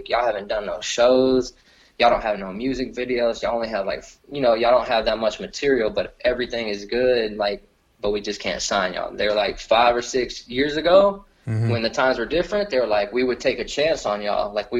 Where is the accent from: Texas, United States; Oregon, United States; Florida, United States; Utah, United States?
Texas, United States; Lockhart